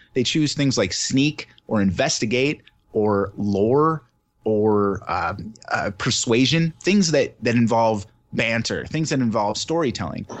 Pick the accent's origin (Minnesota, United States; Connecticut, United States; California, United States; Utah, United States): Minnesota, United States; Southern; now in Wisconsin, United States; I'm originally from Southern Minnesota